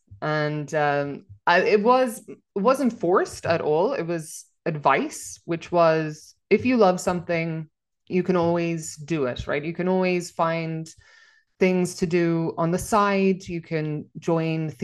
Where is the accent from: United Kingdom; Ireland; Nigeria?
Ireland; Enniskerry, Leinster; moved away as an adult; now in Copenhagen, Denmark; I say I'm from Dublin because that makes it easier, but I'm actually from a small village just outside of Dublin called Enniskerry.